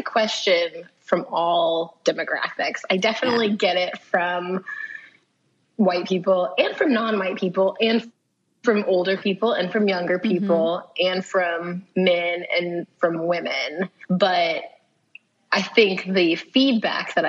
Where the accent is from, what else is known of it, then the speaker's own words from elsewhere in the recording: Kansas, United States; I'm from here. I'm from the U.S. I'm from Kansas